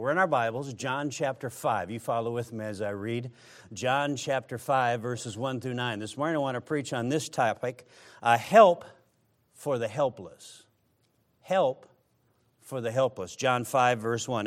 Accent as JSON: {"language": "English", "region": "Midwest", "country": "United States", "said": "I come from the Midwest"}